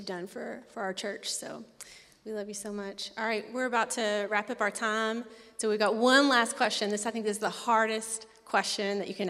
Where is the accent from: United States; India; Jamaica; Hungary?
United States; Tennessee; Nashville. I'm from Tennessee.